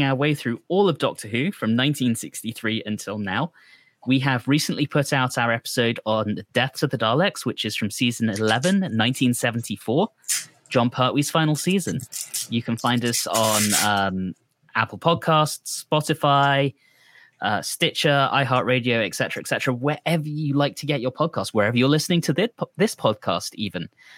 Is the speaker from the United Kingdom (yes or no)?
yes; United Kingdom; my home country